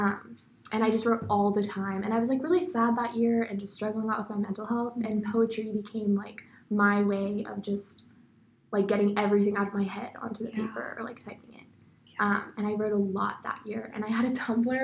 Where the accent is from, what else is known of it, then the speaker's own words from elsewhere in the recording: Austin, Texas, United States; I'm from Austin, Texas.